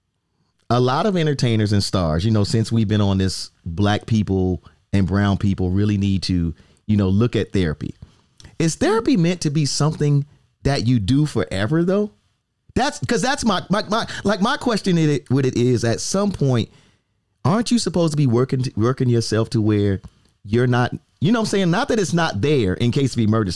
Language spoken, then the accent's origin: English; East Coast, United States; I'm an East Coast dude